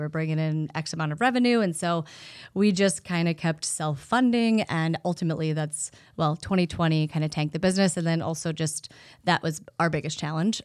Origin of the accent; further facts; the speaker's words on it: Iowa, United States; Growing up in Iowa